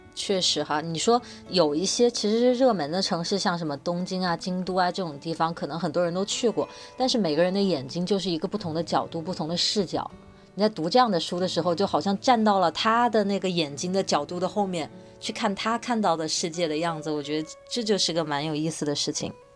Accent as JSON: {"language": "Chinese", "country": "China", "tie": "born or raised there", "said": "我们在国内成长"}